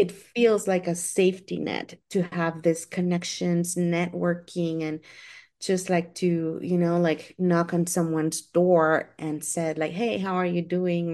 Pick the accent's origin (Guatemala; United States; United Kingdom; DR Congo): Guatemala; I am from Guatemala